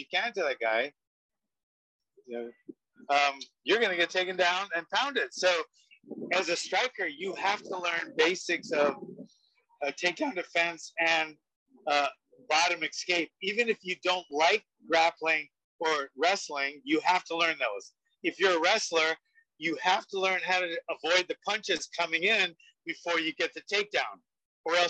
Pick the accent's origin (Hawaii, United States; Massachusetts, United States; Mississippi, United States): Hawaii, United States; Honolulu; I grew up in the Kaju Kempo world in Honolulu, Hawaii